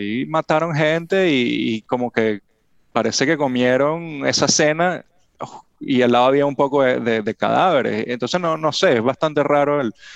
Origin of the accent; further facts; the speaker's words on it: Venezuela; now in Miami, United States; somos venezolanos y, nos vamos a Estados Unidos